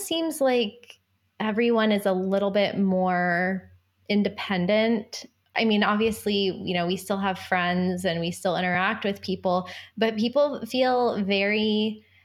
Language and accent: English; Florida, United States; moved away; we grew up together in Florida